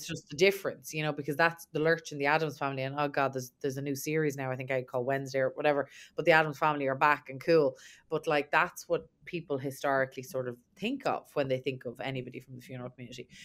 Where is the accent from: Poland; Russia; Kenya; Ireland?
Ireland; I'm obviously from Ireland